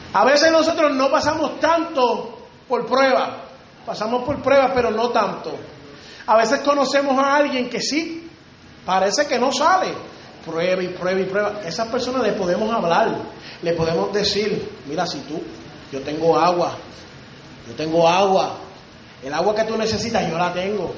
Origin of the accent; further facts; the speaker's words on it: Río Grande, Puerto Rico; Allá en Río Grande, de donde yo vengo, de Puerto Rico